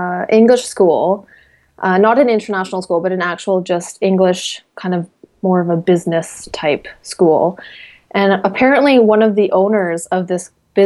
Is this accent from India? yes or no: no; Victoria, British Columbia, Canada; moved away as an adult; also born or lived in Shanghai, China / Brisbane, Australia; now in Sweden; I was born and raised in Victoria, BC. It's a beautiful, beautiful place.